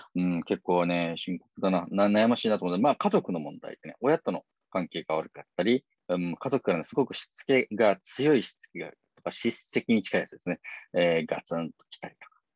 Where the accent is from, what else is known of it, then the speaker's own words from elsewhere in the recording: Shingu, Wakayama, Japan; 和歌山県の新宮市、僕の、ね、出身の、まあ、高校、小中高、そこ出身なんですけれど